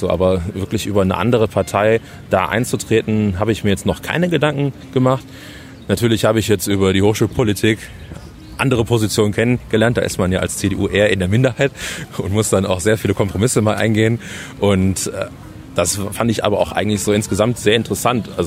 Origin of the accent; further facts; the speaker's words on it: Düsseldorf, North Rhine-Westphalia, Germany; bei uns im Dorf, eh in, äh, in Himmelgeist, meine Heimat.